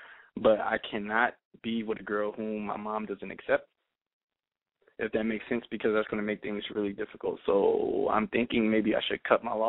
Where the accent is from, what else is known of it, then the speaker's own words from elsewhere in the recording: Los Angeles, California, United States; moved away as an adult; now in Seattle, United States; I'm calling from Seattle, Washington, but I was born and raised in Los Angeles.